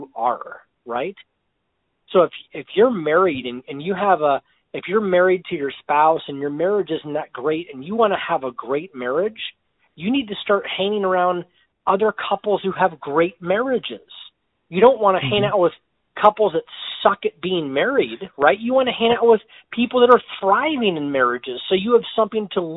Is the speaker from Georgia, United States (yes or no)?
no; Erie, Pennsylvania, United States; my hometown of Erie, Pennsylvania